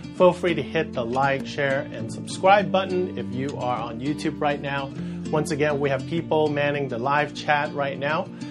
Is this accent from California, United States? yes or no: yes; San Francisco Bay Area, California, United States; moved away; I'm from the Bay Area, and that is San Francisco Bay Area